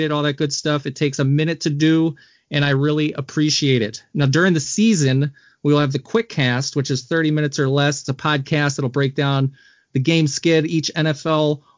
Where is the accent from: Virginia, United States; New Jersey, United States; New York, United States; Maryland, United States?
Maryland, United States; Baltimore; now in Wisconsin, United States; I'm from Baltimore